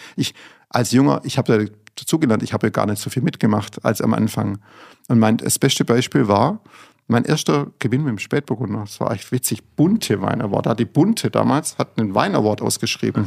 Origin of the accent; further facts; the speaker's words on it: Fellbach, Baden-Württemberg, Germany; bei uns in Fellbach